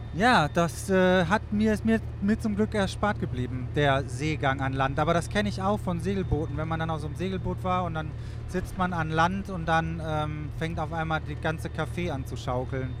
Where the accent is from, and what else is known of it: Wuppertal, North Rhine-Westphalia, Germany; born or raised there